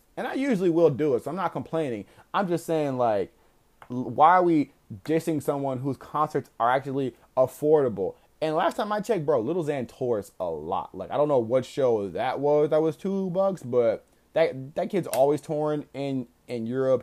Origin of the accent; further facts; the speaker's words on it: Texas, United States; I'm also from Texas